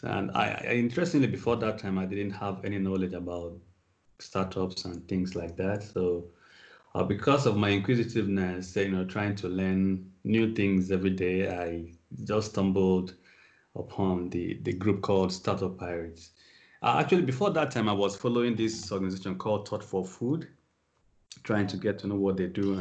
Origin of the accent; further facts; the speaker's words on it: Nigeria; moved away as an adult; also born or lived in Australia; So I am from Nigeria. I grew up almost all my life in Nigeria until sometime in 2013 when I moved out of Nigeria for the purpose of study.